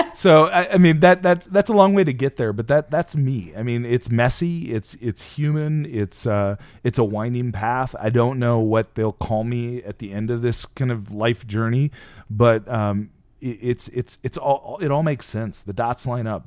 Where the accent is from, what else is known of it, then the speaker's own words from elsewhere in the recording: Midwest, United States; moved away; my hometown. I hadn't been there in twenty years. Uh, a small town of thirty-three hundred